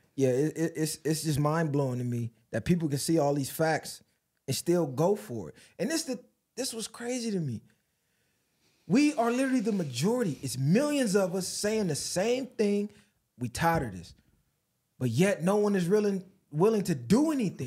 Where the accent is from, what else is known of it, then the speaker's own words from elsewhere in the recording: United States; I'm an American, a taxpayer by force